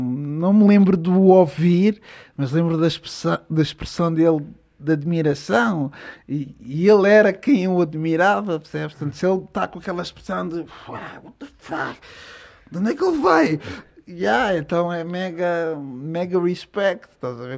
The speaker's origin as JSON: {"language": "Portuguese", "town": "Odivelas", "region": "Lisbon", "country": "Portugal", "tie": "born or raised there", "said": "Eu cresci em Odivelas, eh, num bairro tranquilo"}